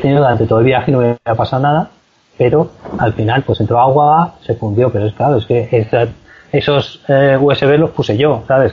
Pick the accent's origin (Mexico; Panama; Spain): Spain; Valencia, Valencian Community; yo soy de Valencia